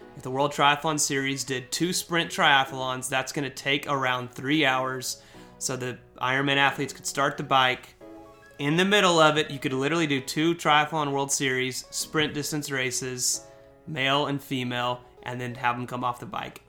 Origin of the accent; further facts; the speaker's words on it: United States; I am an American.